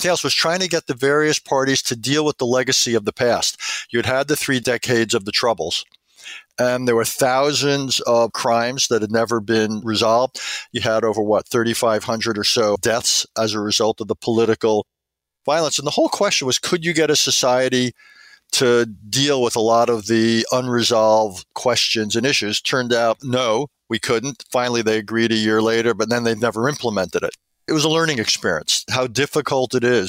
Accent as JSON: {"language": "English", "region": "New York", "country": "United States", "tie": "born or raised there", "said": "I grew up in New York, went to school at Oberlin"}